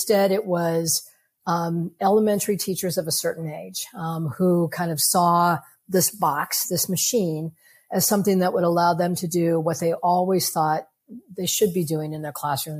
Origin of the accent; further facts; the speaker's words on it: New York City, New York, United States; I'm a New Yorker